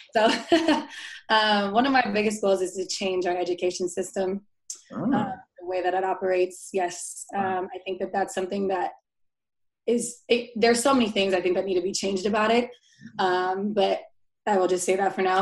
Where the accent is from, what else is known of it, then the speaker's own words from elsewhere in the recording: Tacoma, Washington, United States; now in Seattle, United States; I am a co host for a talk show that we brought to my hometown in Tacoma